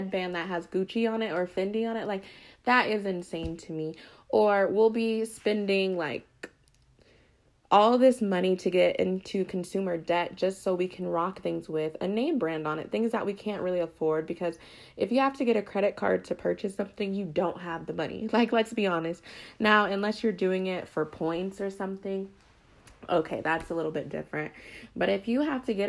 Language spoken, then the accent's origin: English; Colorado, United States; I grew up in Colorado